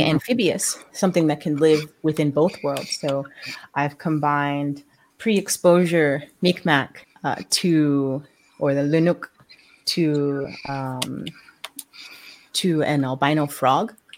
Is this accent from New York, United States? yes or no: yes; New York City, New York, United States; I was born in New York City